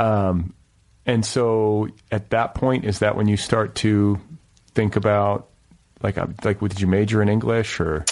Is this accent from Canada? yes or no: no; Midwest, United States; in my generation, especially growing up in the Midwest